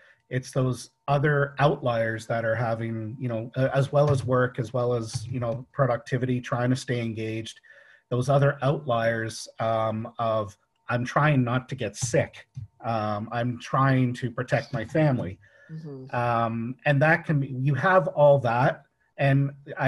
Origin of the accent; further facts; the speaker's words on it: England, United Kingdom; moved away; I'm originally from England